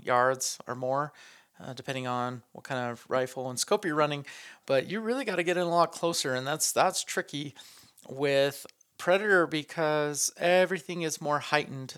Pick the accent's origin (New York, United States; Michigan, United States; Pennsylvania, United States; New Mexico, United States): New Mexico, United States; northern; I grew up in northern New Mexico